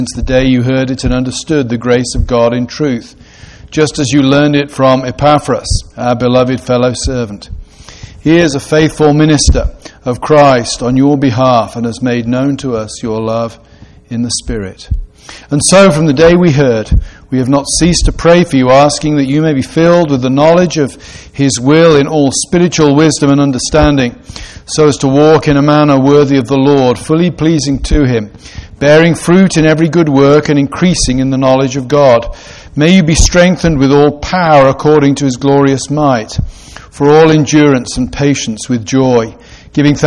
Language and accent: English; Gloucestershire, South West England, United Kingdom; I grew up in a town in Gloucestershire, in the west of England, that was the centre of the wool trade.